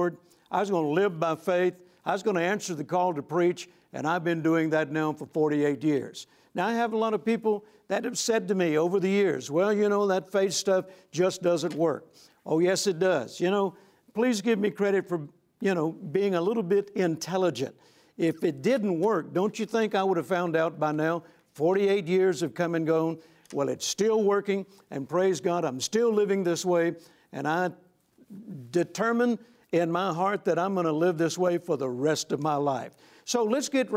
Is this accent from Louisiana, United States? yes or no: yes; Shreveport, Louisiana, United States; came to Shreveport, Louisiana, my hometown